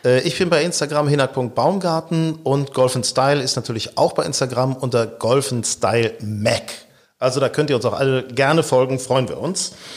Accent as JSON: {"language": "German", "region": "Lower Saxony", "country": "Germany", "tie": "born or raised there", "said": "ich bin ja gebürtig in Niedersachsen, Burgdorfer Golfclub"}